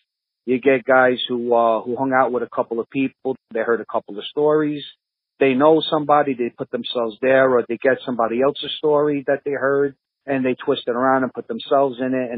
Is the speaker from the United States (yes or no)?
yes; New York City, New York, United States; I come from Bensonhurst, Brooklyn. There's a certain element, a certain type of guys, there's no avoiding. You see that, you grow up around it